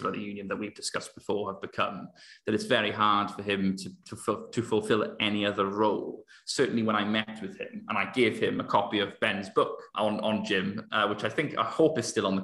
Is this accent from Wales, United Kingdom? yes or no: yes; Wales, United Kingdom; growing up in Wales, I was born in 1997